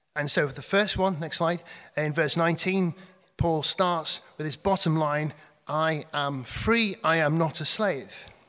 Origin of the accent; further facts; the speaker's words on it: Cheshire, North West England, United Kingdom; moved away; I come from Cheshire